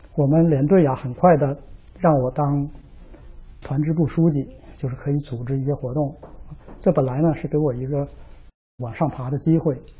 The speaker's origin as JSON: {"language": "Chinese", "town": "Dandong", "region": "Liaoning", "country": "China", "moved": "as an adult", "lives_now": "United States", "said": "我的家是在辽宁省丹东市"}